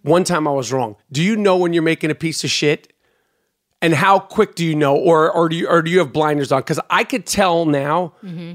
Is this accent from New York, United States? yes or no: yes; New York City, New York, United States; I'm from Brooklyn